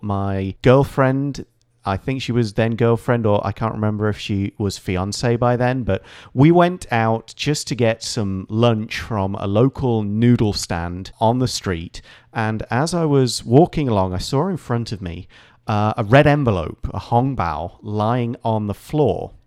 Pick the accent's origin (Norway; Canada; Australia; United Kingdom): United Kingdom; Nottingham, East Midlands; moved away as an adult; now in Taiwan; company in my hometown, in Nottingham